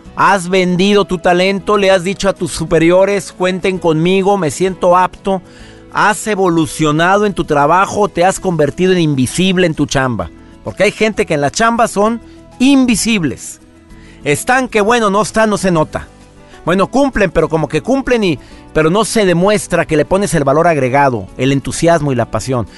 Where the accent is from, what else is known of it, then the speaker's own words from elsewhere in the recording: Monterrey, Nuevo León, Mexico; moved away; la ciudad donde yo nací, mi querido Monterrey